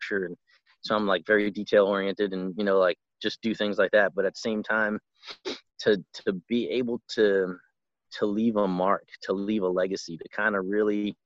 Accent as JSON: {"language": "English", "town": "New York City", "region": "New York", "country": "United States", "tie": "born or raised there", "moved": "as an adult", "said": "I grew up in Brooklyn and, you know, in a rough neighborhood"}